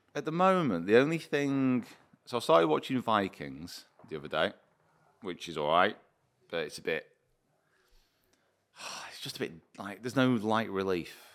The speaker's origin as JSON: {"language": "English", "country": "United Kingdom", "said": "I'm British"}